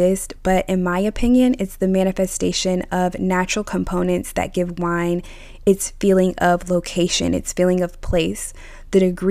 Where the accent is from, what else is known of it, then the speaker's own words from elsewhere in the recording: United States; I'm of American origin